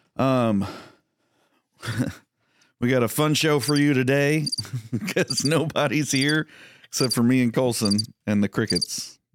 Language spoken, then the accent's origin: English; Texas, United States; growing up in Texas